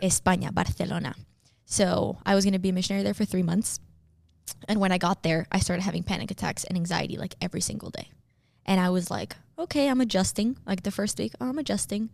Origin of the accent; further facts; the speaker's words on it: Miami, Florida, United States; I was born and raised in Miami, Florida